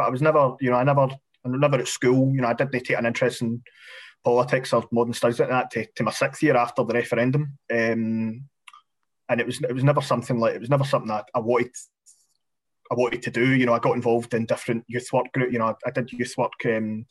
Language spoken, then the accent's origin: English; Glasgow, Scotland, United Kingdom; accent: Glasgow; growing up in Postal.